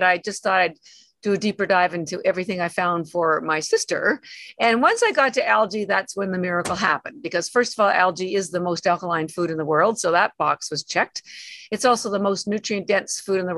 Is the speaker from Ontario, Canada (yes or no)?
yes; Toronto, Ontario, Canada; moved away as an adult; now in Boston, United States; I'm actually Canadian. Born in Toronto, lived around Toronto most of my life.